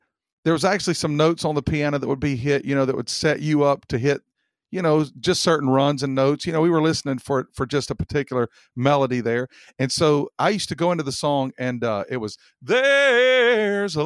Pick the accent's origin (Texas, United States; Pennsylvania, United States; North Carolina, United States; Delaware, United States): North Carolina, United States; Mount Airy; I grew up in Mount Airy, North Carolina